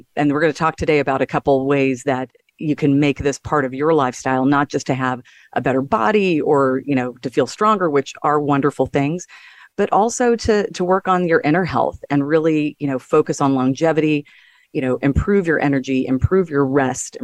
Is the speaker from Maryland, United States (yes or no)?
no; Texas, United States; he's a Texan like I am